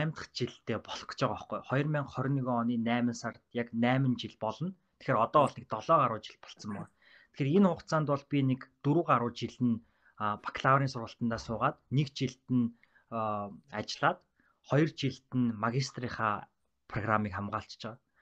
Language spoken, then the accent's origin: Mongolian; Ulaanbaatar, Mongolia; moved away as an adult; also born or lived in Minnesota, United States; би англи хэлэндээ бол улсын сургуультай нийслэлийн Сүхбаатар дүүргийн 47 дахь дунд сургууль гэдэг сургуулиас төгссөн.